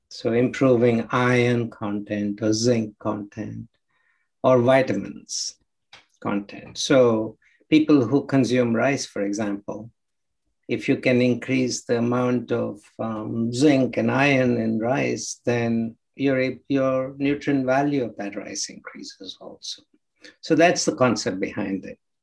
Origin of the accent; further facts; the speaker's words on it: Krishna district, Andhra Pradesh, India; I was actually born in uh, a small village um, in Andhra Pradesh on the coast in the district called Krishna district